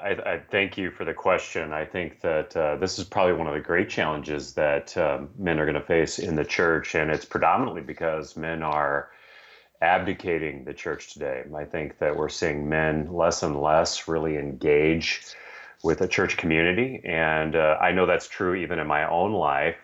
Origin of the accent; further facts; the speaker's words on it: San Francisco, California, United States; I grew up in San Francisco, California